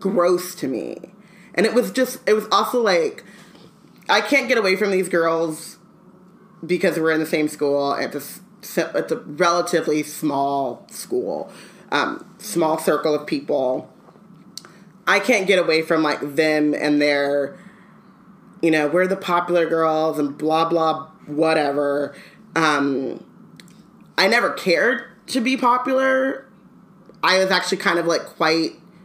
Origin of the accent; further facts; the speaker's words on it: Anaheim, California, United States; I grew up in Anaheim